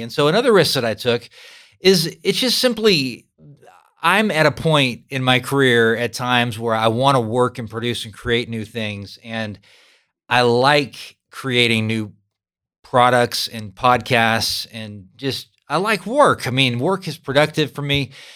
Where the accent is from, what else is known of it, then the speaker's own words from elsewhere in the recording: California, United States; moved away as an adult; now in Kansas, United States; I'm a Californian who's lived in Kansas for twenty-five years.